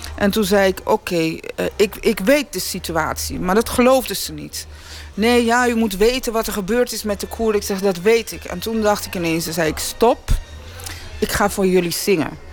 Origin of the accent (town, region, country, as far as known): Netherlands